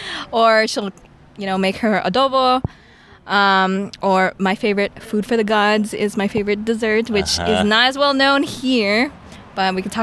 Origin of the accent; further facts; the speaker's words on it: California, United States; Yes. But so I'm Filipino American. Both my parents from the Philippines.